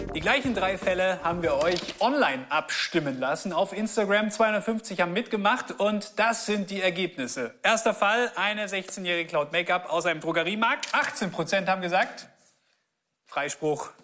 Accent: Augsburg, Bavaria, Germany; Wir sind hier mitten in der Innenstadt von Augsburg, meiner Heimatstadt

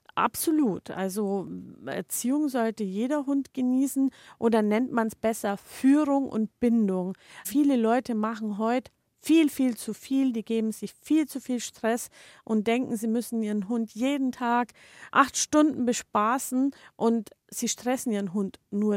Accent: Germany; bei uns in Deutschland

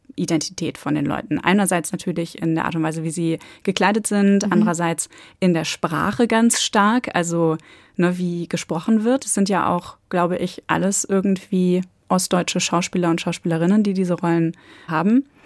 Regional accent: North Sea coast, Germany; Ich komme jetzt von der Nordsee, ich bin im Westen aufgewachsen

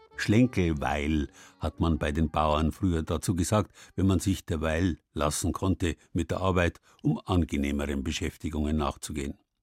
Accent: Southern Germany, Germany; bei uns im Süden

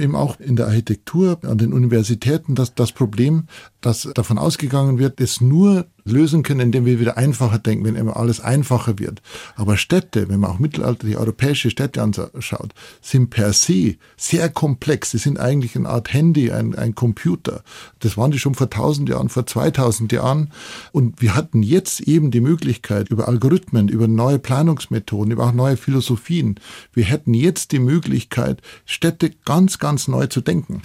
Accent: Bavarian Forest, Germany; ich bin ja da aufgewachsen bei dem Haus

